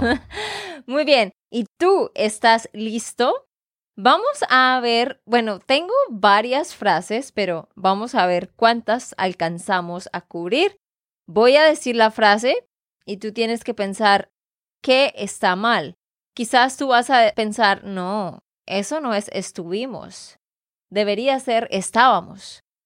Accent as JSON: {"language": "Spanish", "region": "Santander", "country": "Colombia", "said": "de Santander, Colombia"}